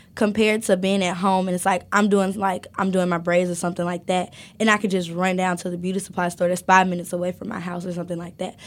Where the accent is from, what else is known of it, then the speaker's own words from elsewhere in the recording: Alabama, United States; moved away as an adult; now in Athens, Ohio, United States; I grew up in the South. I grew up in Alabama